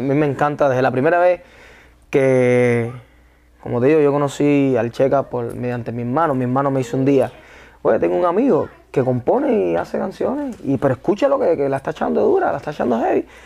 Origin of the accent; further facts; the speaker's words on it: Cuba; moved away as an adult; also born or lived in Las Vegas, Nevada, United States; now in United States; esa es mi tierra donde yo nací